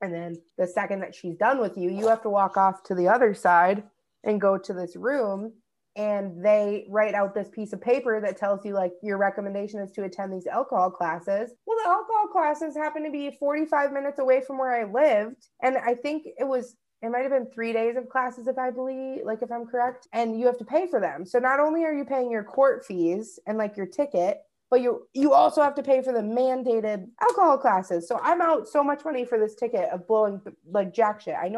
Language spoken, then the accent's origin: English; Minnesota, United States; I'm from Minnesota